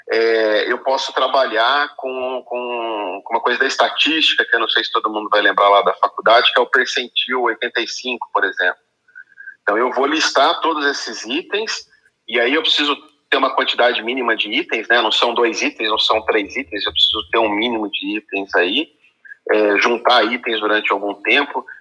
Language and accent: Portuguese; Campinas, São Paulo, Brazil; sou aqui de Campinas.